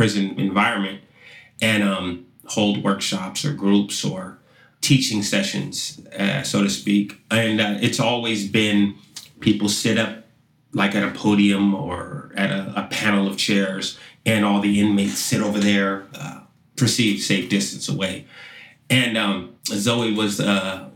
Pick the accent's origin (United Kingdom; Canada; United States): United States; Sacramento, California; I grew up in Sacramento, California, in basically pretty much the slums of Sacramento.